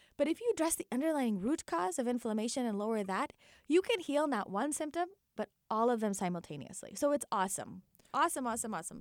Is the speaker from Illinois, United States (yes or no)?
yes; Naperville, Illinois, United States; born and raised in Naperville, Illinois